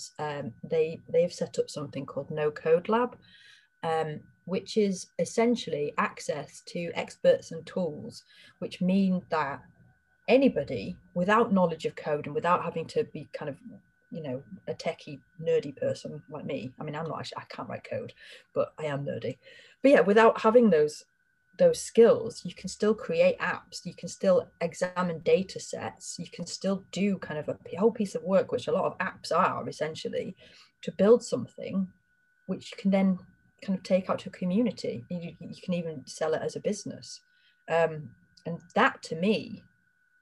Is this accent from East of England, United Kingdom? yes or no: no; Harrogate, Yorkshire and the Humber, United Kingdom; I'm from Harrogate